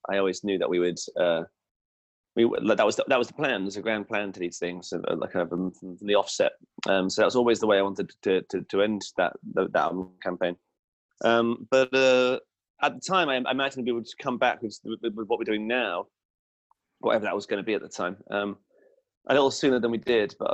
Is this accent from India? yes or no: no; England, United Kingdom; And you know, as an English person, it's really strange to see weapons in general.